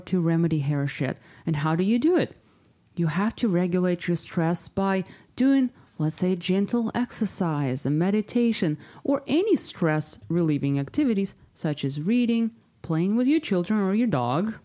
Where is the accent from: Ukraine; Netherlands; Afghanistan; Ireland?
Ukraine; moved away; my whole family still lives there. I'm from Ukraine